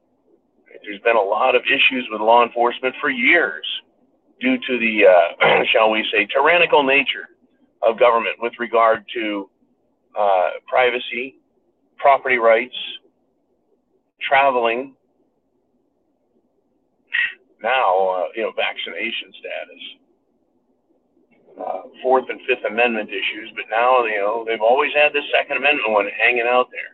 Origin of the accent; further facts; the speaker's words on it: rural Northern California, United States; I was back in my home state, my home county in California, rural Northern California